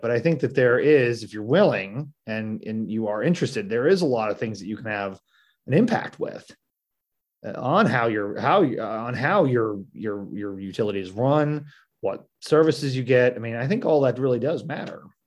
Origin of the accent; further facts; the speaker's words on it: Marshfield, Missouri, United States; I'm from Marshfield, I'm from southwest part of the state